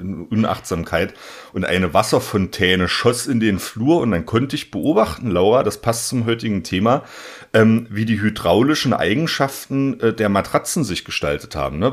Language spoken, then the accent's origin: German; southeast Saxony-Anhalt, Germany; moved away; ich komme ja ursprünglich aus Sachsen-Anhalt, aus dem Südosten Sachsen-Anhalts, ähm, aus dem Zweistromland zwischen Elbe und Mulde